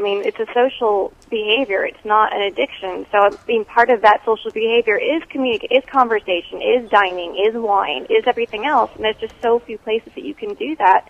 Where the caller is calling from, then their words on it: Texas, United States; I'm in Texas.